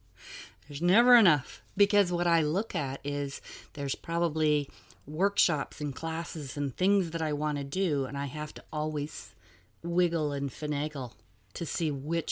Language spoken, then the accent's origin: English; Ireland; I'm Irish